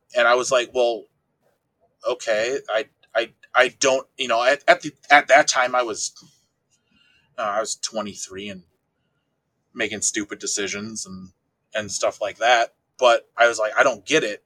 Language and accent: English; Wisconsin, United States; I'm from a small town in Wisconsin of about 1,200 people